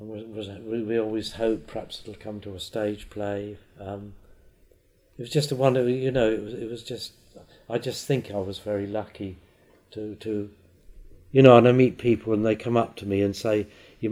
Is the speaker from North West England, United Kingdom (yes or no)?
no; Isle of Wight, South East England, United Kingdom; I was born on the Isle of Wight and I've never left it.